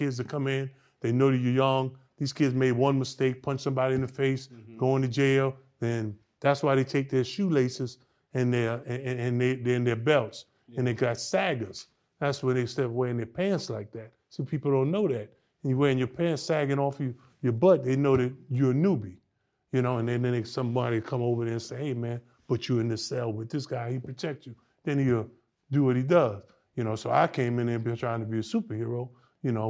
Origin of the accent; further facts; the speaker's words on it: New York City, New York, United States; I'm from the Lower East Side